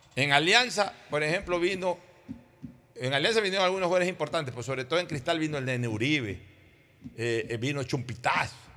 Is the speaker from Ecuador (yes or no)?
yes; Guayaquil, Guayas, Ecuador; los guayaquileños sentíamos eso por sobre todas las cosas una solidaridad eh, eh, coterránea